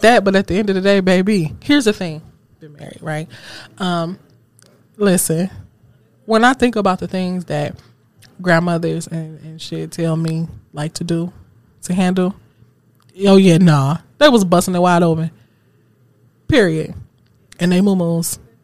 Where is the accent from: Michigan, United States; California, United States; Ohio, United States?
Michigan, United States; Seven Mile; I grew up on Seven Mile